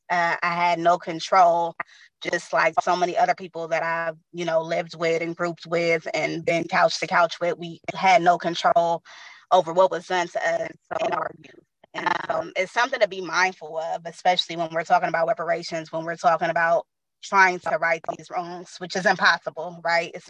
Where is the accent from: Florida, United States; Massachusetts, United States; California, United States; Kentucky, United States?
California, United States; San Francisco; also born or lived in Daly City / East Bay; now I am back in San Francisco. Um, I am from San Francisco. I went to San Francisco Unified School District. Most of my life has been San Francisco.